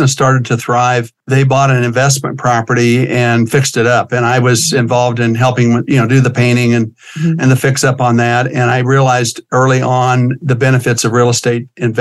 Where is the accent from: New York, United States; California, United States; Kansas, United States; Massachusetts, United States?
Kansas, United States; moved away as an adult; also born or lived in Germany; now in Colorado, United States; growing up in Kansas